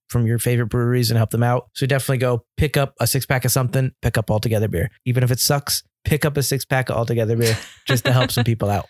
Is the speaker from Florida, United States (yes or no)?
no; Milford, Connecticut, United States; born or raised there